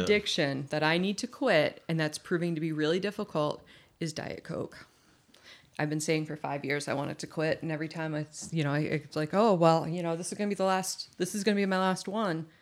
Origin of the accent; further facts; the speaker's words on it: Massachusetts, United States; I was born in Massachusetts.